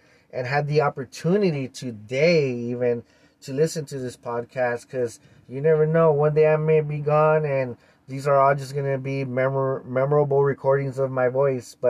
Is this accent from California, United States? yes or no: yes; East Los Angeles, California, United States; I was born and raised in East Los Angeles.